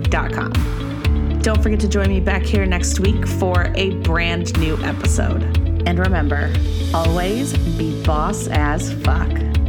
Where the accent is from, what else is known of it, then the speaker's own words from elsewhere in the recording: Southern California, United States; I'm from Southern California